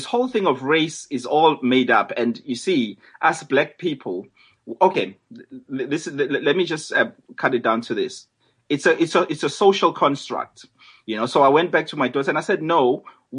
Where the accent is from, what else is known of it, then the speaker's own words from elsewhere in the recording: Durban, KwaZulu-Natal, South Africa; moved away as an adult; now in London, United Kingdom; I'm a South African. I'm from Durban. I'm a Zulu.